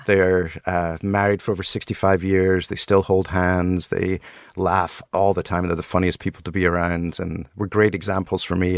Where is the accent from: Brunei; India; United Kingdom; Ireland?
United Kingdom; Helensburgh, Scotland; moved away; also born or lived in Broughty Ferry, Scotland; I grew up in Scotland